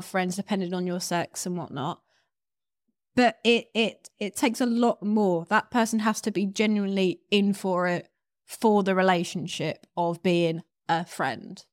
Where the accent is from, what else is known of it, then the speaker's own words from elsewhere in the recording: United Kingdom; I'm a British model who's never been to America